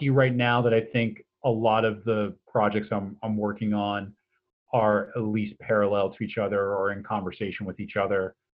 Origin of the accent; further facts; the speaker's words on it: East Coast, United States; also born or lived in San Francisco Bay Area; now in Iowa City, United States; I'm a citizen of Iowa City. I've been here for just about 15 years now, and uh, I'm originally from the East Coast and spent some time on the West Coast in the San Francisco Bay Area